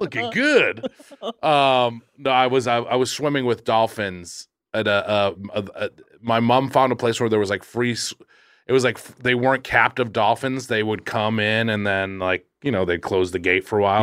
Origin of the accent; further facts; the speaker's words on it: Quincy, Massachusetts, United States; I'm from Quincy. We're both, we're sea towns.